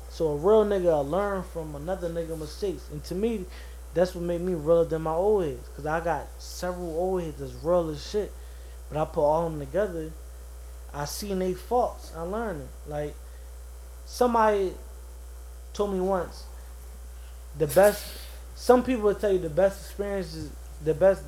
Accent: Philadelphia, Pennsylvania, United States; I grew up on 17 with Dover

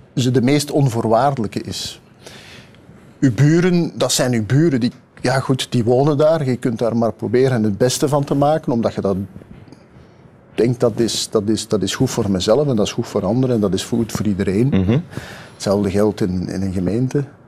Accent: Kempen, Limburg, Flanders, Belgium; ik ben een kampenaar, eh, ik ben ook nog een Limburg, ik ben een Vlaming, ik ben een Belg

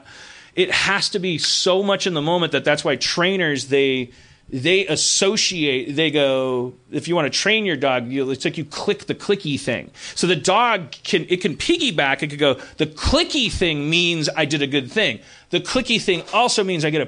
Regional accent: Milwaukee, Wisconsin, United States; growing up in Milwaukee

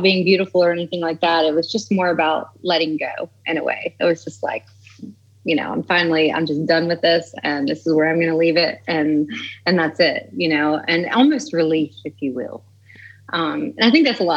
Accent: the Bible Belt, United States; I'm from the cut, as we call it here, the country.

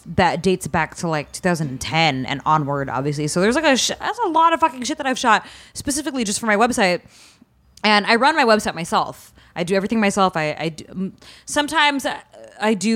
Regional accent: Stockton, California, United States; now in Los Angeles, United States; I haven't been to my hometown in forever. Usually my parents come visit me in L.A., because it's Stockton

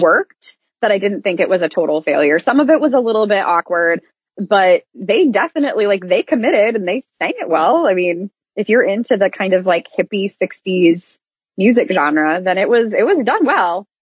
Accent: Iowa, United States; now in Orlando, United States; I was raised in Iowa and I now live in Orlando.

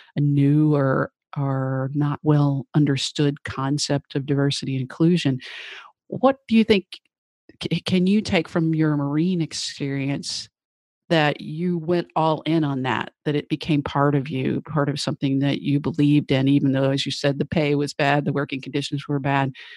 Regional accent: Tennessee, United States; I grew up in Tennessee, so in the South

